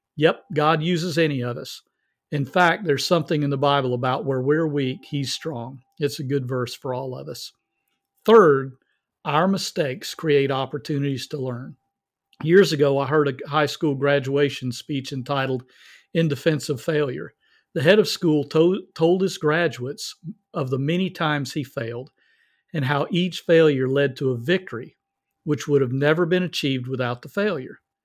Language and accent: English; the South, United States; I'm from the South.